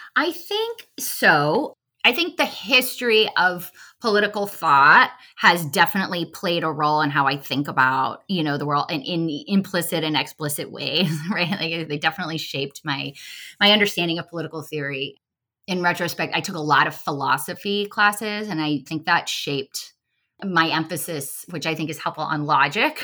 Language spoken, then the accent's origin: English; Los Angeles, California, United States; moved away as an adult; also born or lived in Boulder, Colorado; now in Washington, D.C., United States; I grew up in Los Angeles, California. I've been in D C, though, for, uh, many years